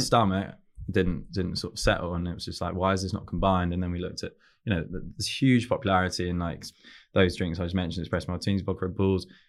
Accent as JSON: {"language": "English", "region": "London", "country": "United Kingdom", "also_born_or_lived": "Newcastle", "said": "we're from around Chelsea and, and that area"}